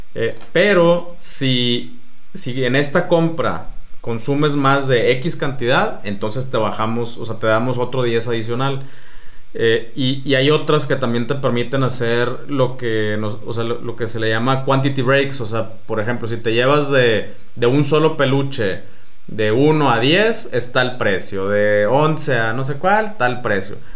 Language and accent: Spanish; Mexico